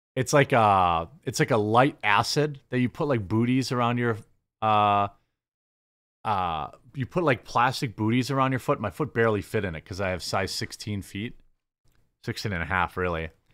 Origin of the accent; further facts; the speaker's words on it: Midwest, United States; as a Midwesterner